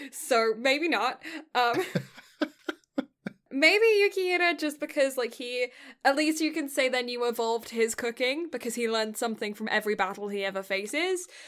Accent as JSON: {"language": "English", "country": "United Kingdom"}